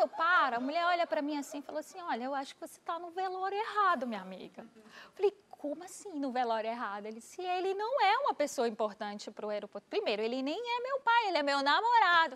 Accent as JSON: {"language": "Portuguese", "town": "Recife", "region": "Pernambuco", "country": "Brazil", "also_born_or_lived": "Natal", "moved": "as an adult", "said": "Eu sou de Recife"}